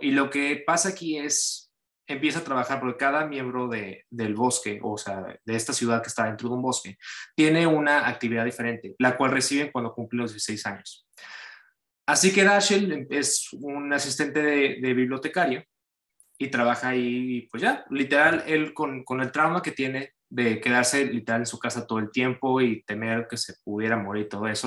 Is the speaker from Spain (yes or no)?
no; Cancún, Quintana Roo, Mexico; now in United States; yo soy originario de Cancún, México, y pues ya tengo yo bastante tiempo viviendo, pues ahorita yo vivo ya de planta en Estados Unidos